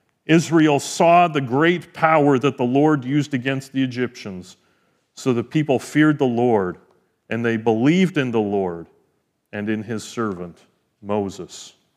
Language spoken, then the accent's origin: English; Edmonton, Alberta, Canada; I mean, I came from Edmonton. I knew what those were like.